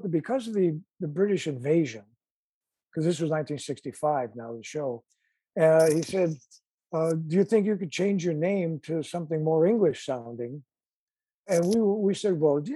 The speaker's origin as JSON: {"language": "English", "town": "Chicago", "region": "Illinois", "country": "United States", "said": "our Chicago roots"}